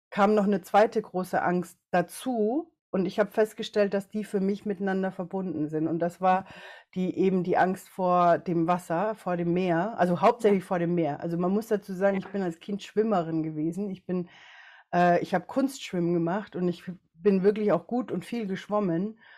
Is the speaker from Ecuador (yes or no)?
yes; Ecuador; ich bin in Ecuador geboren, habe eine chinesisch-äquatorianische Mama, also hauptsächlich chinesisch aber halt eben auch in Ecuador groß geworden und einen deutschen Papa.